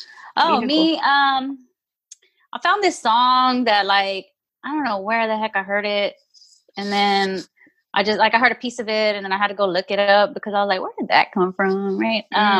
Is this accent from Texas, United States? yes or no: yes; Houston, Texas, United States; I'm from Northside, so everything sounds too fast to me.